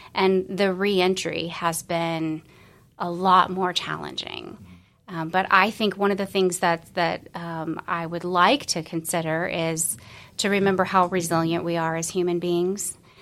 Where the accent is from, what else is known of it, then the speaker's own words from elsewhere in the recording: Florida, United States; moved away as an adult; also born or lived in Colorado; originally I was from Florida